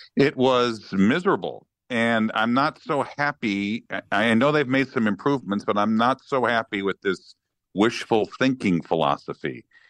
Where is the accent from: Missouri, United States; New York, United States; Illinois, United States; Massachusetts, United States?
Illinois, United States; Chicago; now in St. Louis, United States; I grew up in Chicago